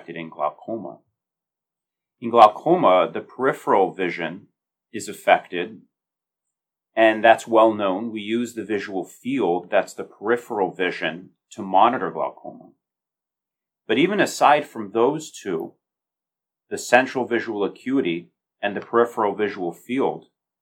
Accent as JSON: {"language": "English", "country": "United States", "also_born_or_lived": "Chicago, Illinois", "moved": "as an adult", "lives_now": "Baltimore, United States", "said": "I'm originally from the Northeast, from New Jersey, New York."}